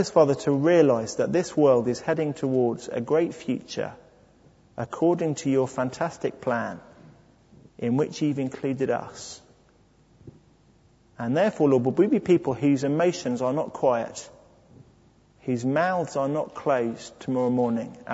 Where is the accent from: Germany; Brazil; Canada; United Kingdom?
United Kingdom; I'm British